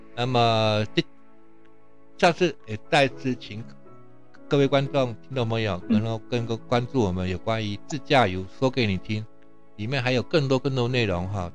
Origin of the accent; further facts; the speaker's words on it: Taiwan; 像我们台湾人是比较，就比较不太清楚